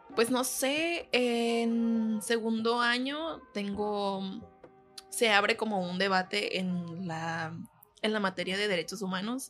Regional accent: El Gato de Lara, Sinaloa, Mexico; also born or lived in Guamúchil / Culiacán; Soy del Gato de Lara. Eh, pues eh, nací en Guamuchil, pero me desarrollé hasta la prepa en El Gato de Lara

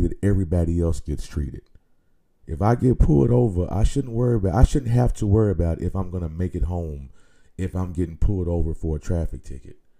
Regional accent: Nashville, Tennessee, United States; my hometown here in Nashville

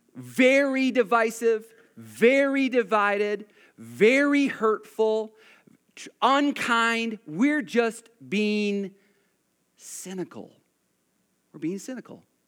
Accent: United States; I'm an American

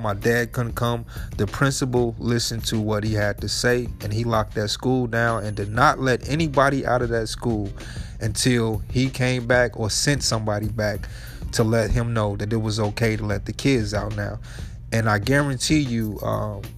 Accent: Chicago, Illinois, United States; I'm from Chicago

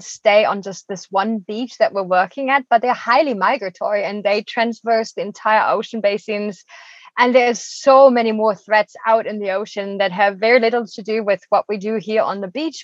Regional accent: Germany; moved away as an adult; now in Costa Rica; I'm originally from Germany

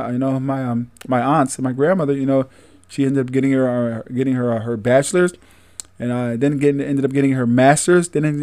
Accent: Syracuse, New York, United States; Born and raised in Syracuse. All right. City of Syracuse

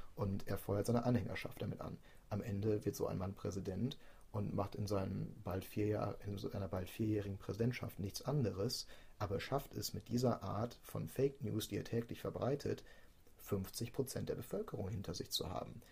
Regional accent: Germany; wir als Deutsche

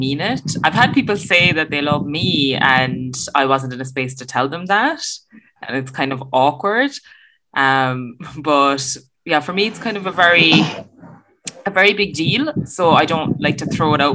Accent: Ireland; I am from Ireland

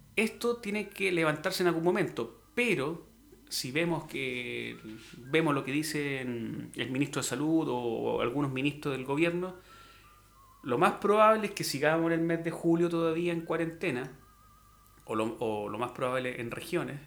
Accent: Chile; como chilenos

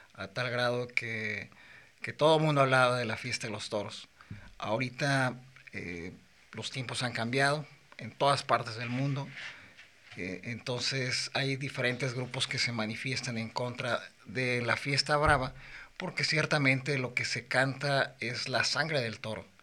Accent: Morelia, Michoacán, Mexico; Yo soy de Morelia, Michoacán

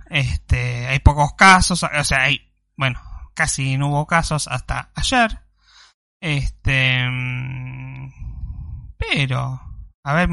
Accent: Rosario, Santa Fe, Argentina; Soy de Rosario, qué Córdoba.

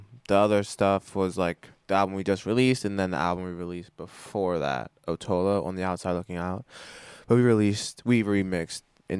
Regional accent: Pittsburgh, Pennsylvania, United States

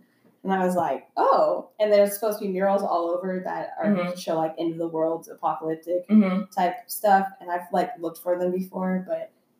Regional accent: Colorado, United States; moved away as an adult; also born or lived in Dallas–Fort Worth, Texas; now in Texas, United States; But I was born in Texas in Dallas, Fort Worth area. Okay. And moved to Colorado when I was 6.

